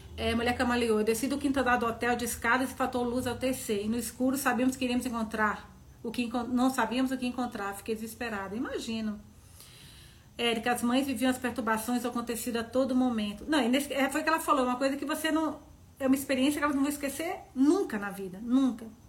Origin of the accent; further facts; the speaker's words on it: Serra dos Aimorés, Minas Gerais, Brazil; now in São Paulo, Brazil; minha cidade, Serra dos Zamorés, onde eu, Serra dos Zamorés, onde eu nasci.